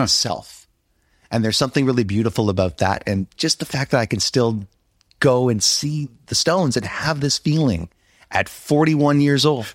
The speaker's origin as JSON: {"language": "English", "town": "Montreal", "region": "Quebec", "country": "Canada", "said": "I'm from Montreal, the most beautiful city in North America"}